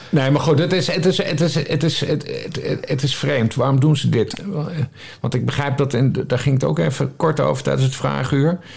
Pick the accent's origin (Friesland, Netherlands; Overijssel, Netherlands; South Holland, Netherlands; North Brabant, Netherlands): Friesland, Netherlands; Ja, ik ben geboren en getogen